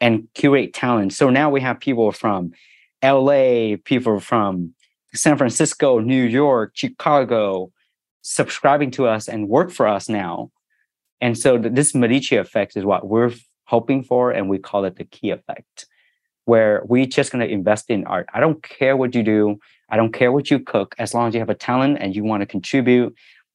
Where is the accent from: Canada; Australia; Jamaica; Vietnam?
Vietnam; Ho Chi Minh City; now in Orange County, United States; I was born in Saigon, in Vietnam.